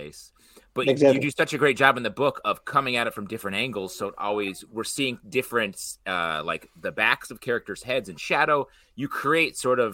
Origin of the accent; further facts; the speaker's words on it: New York, United States; As a New Yorker